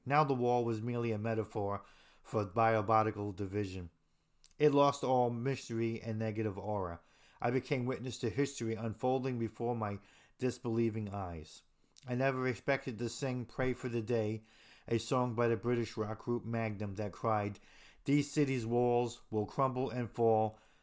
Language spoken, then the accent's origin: English; Hoboken, New Jersey, United States; I'm from Hoboken, New Jersey